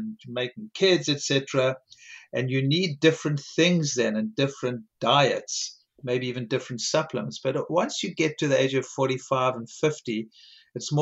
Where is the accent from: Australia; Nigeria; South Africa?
South Africa; moved away; I grew up in South Africa